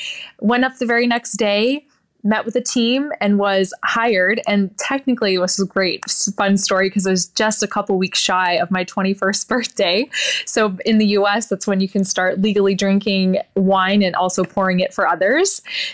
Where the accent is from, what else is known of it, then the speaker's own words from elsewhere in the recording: Oregon, United States; So I'm born and raised in the Willamette Valley in Oregon.